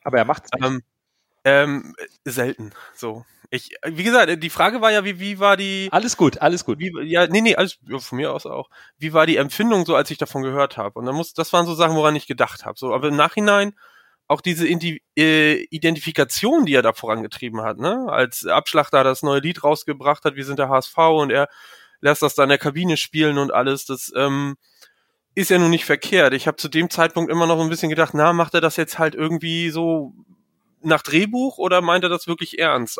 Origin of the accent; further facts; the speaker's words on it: Mecklenburg-Vorpommern, Germany; ich komme aus MacPom